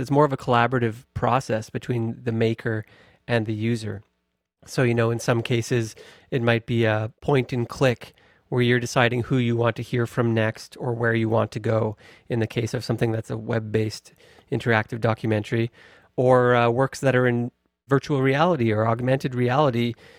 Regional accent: Victoria, British Columbia, Canada; I grew up in Victoria and have always been connected to the landscape of the Pacific

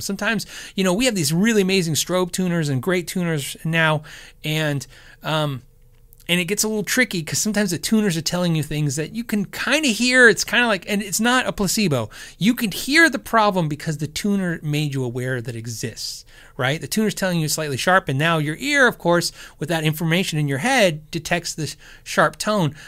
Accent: Tucson and then Phoenix, Arizona, United States; also born or lived in California; I was born in California, but I was raised pretty much Tucson and then Phoenix, Arizona

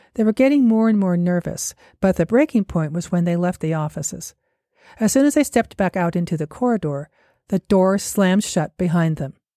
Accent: Salt Lake City, Utah, United States; here in Salt Lake City, my hometown

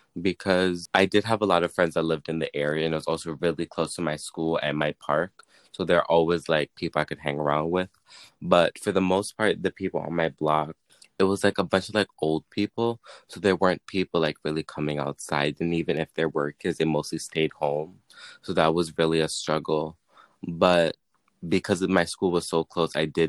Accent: New York City, New York, United States; I'm from Queens

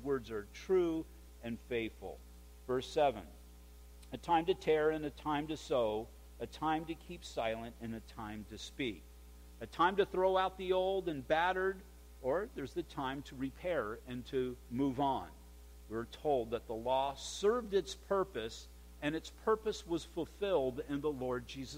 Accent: United States; we're all Americans

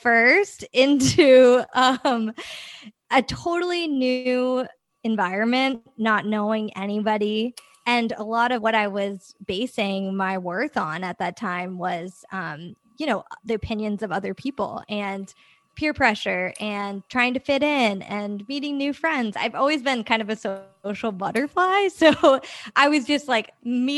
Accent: Northeast, United States; I grew up in the Northeast

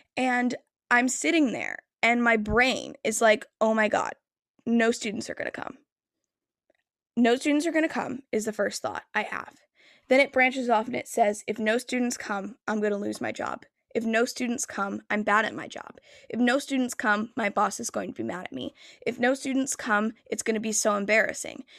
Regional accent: New Jersey, United States; I am from New Jersey

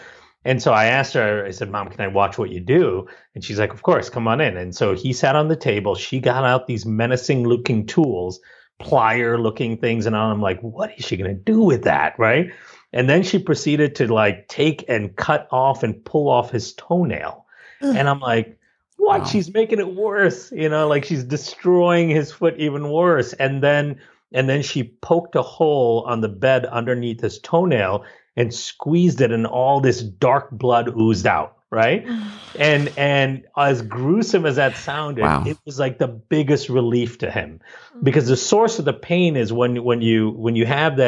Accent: Malaysia; also born or lived in India; Growing up in Malaysia and India, you know, there's a big focus culturally on science and math and medicine.

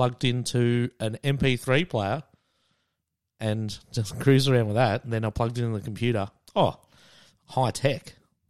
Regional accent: Frankston, Victoria, Australia; now in Brunswick, Australia; So, yeah, I grew up in Frankston. Everyone I know is down there. I moved up to Brunswick last year, so 2018.

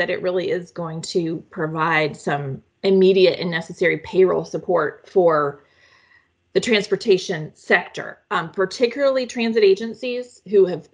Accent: North Carolina, United States; now in Washington, D.C., United States; my home state of North Carolina

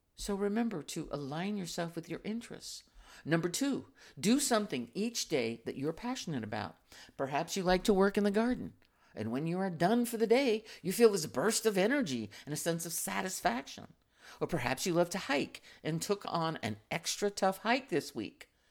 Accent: United States

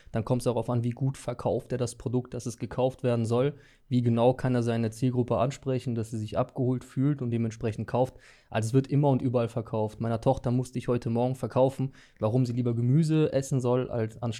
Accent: Düsseldorf, North Rhine-Westphalia, Germany; now in Mettmann, Germany; Ähm, Düsseldorf.

